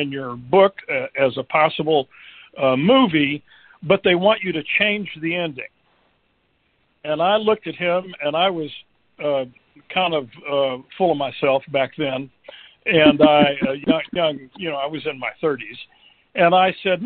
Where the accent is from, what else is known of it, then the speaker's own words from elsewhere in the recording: Dallas, Texas, United States; also born or lived in Oklahoma City, Oklahoma / France; now in Michigan, United States; I was born in Oklahoma City, grew up in Dallas, Texas